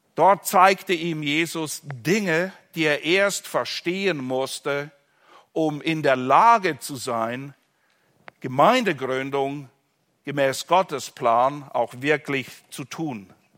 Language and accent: German; Switzerland; in der Schweiz, wo ich herkomme